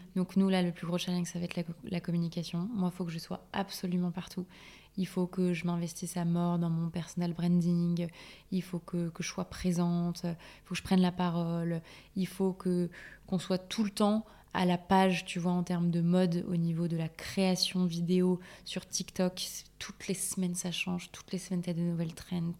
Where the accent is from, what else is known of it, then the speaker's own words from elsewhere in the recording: Corsica, France; je suis corse aussi.